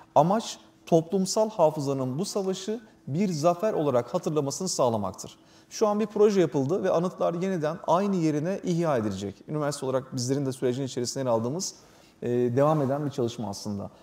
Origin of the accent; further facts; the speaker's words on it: Çanakkale, Turkey; Bir Çanakkale'li olarak